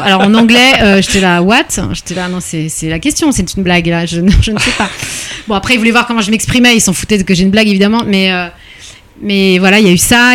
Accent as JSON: {"language": "French", "town": "Paris", "region": "Île-de-France", "country": "France", "tie": "born or raised there", "said": "je suis née à Paris"}